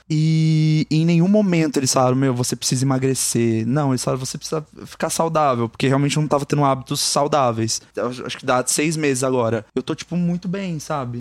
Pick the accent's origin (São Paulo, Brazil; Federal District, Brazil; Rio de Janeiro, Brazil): São Paulo, Brazil; Campinas; now in São Paulo, Brazil; É lá de Campinas, na cidade que eu moro. Moro não, que eu nasci, eu moro em São Paulo